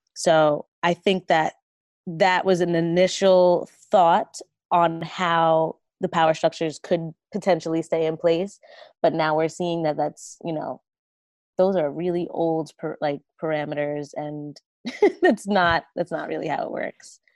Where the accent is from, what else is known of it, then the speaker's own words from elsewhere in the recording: Jersey Shore, New Jersey, United States; I grew up on the Jersey Shore